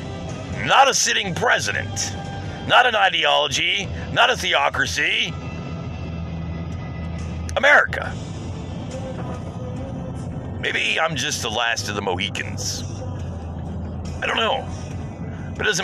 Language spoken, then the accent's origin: English; United States; as an American